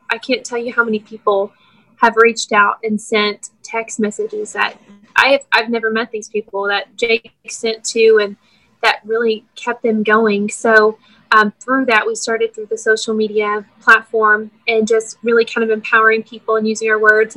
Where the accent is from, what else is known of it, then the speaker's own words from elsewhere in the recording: Mount Juliet, Tennessee, United States; We're both from Mount Juliet